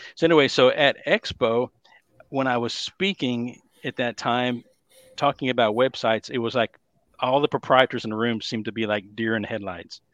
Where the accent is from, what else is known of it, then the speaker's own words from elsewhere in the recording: Dallas, Texas, United States; accent: Texas; born and raised here in the Dallas, Texas area, if you can't tell by my lovely Texas accent